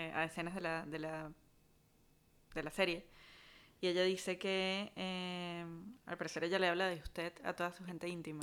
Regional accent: Caracas, Capital District, Venezuela; todos los que somos de Caracas

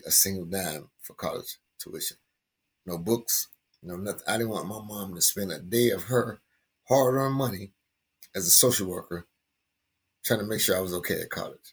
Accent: Miami, Florida, United States; I'm born and raised in Miami

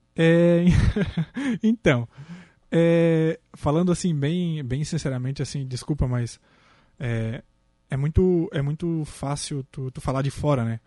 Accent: Maracajá, Santa Catarina, Brazil; Sou do Maracajá

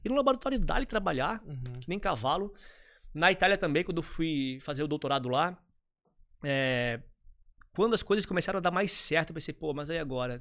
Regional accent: Nova Trento, Santa Catarina, Brazil; moved away; Eu vim de Nova Trento, uma cidade linda, fantástica, é, de 10 mil habitantes, no interior de Santa Catarina. Tive uma infância bem de, de interior

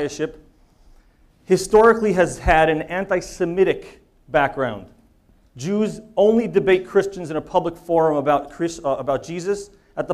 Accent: the New York area, United States; I grew up in the New York area.

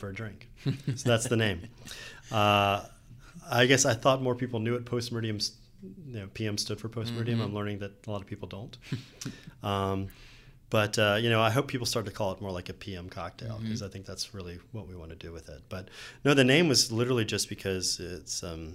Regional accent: Atlanta, Georgia, United States; growing up in Atlanta

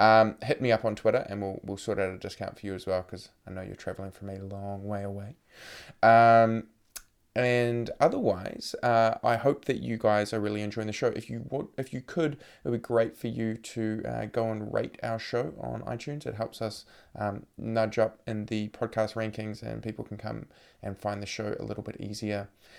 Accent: New Zealand; accent: Kiwi; I know my accent gets a little bit troublesome, tricky to understand for those of you who are not familiar with the Kiwi twang.

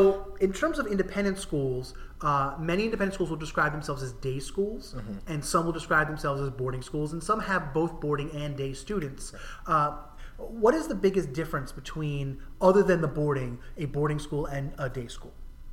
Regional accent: New Jersey, United States; now in Lexington, United States; where we live now in Massachusetts, but it sounds familiar, and it is very similar to where I grew up in New Jersey.

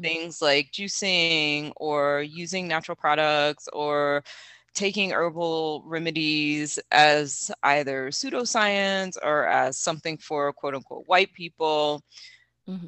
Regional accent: the South, United States; I'm from the South

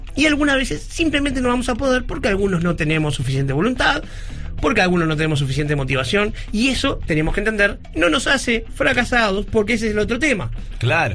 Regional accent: Uruguay; algo que no es de nuestra realidad como uruguayos

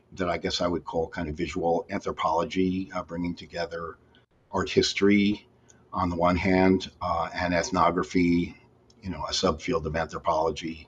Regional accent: Edison, New Jersey, United States; I was born and raised in New Jersey, Edison, New Jersey

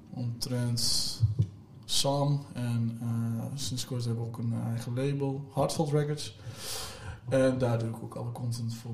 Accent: Overijssel, Netherlands; Ja, dat is, ja, ik kom uit Overijssel.

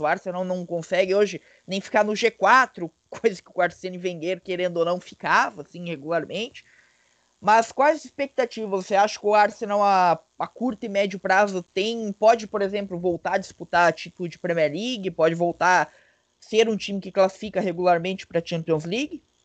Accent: Blumenau, Santa Catarina, Brazil; Eu sou catarinense, eu sou catarinense de Blumenau

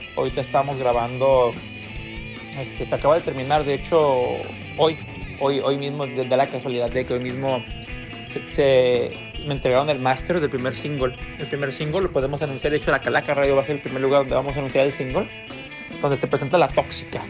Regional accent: Jalisco, Mexico; now in Los Angeles, United States; somos originarios de Tunalguilla, Jalisco, México

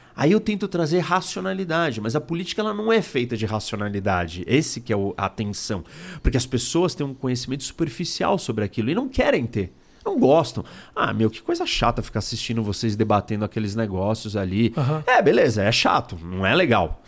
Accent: Brazil

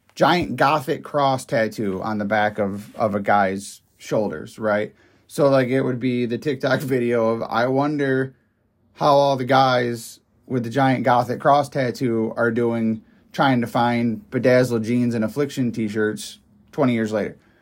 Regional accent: upstate New York, United States; I'm from up, upstate New York

